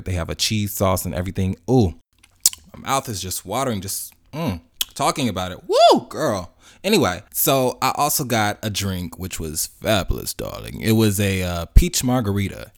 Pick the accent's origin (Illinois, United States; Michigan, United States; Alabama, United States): Illinois, United States; Chicago; now in Atlanta, United States; I'm from Chicago originally, even though I live in Atlanta now.